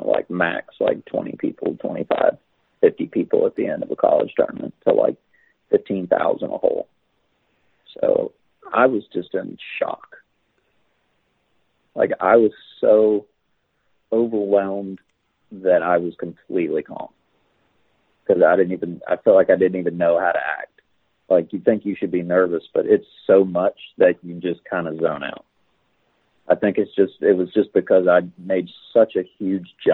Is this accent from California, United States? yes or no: no; Tampa, Florida, United States; I grew up in Tampa